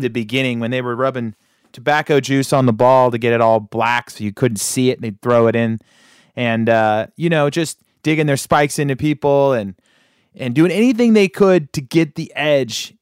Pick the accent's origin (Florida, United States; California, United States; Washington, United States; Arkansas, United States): California, United States; Sacramento; I grew up in Sacramento